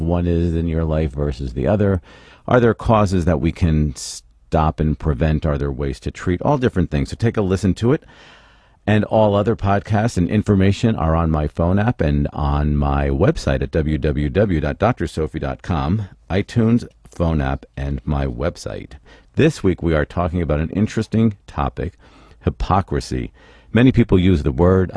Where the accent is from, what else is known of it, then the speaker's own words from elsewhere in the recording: Philadelphia, Pennsylvania, United States; now in California, United States; I love Philly. That's my hometown.